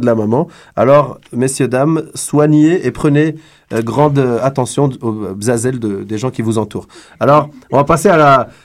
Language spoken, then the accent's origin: French; France; now in Montreal, Canada; je suis d'origine algérienne, j'ai grandi en France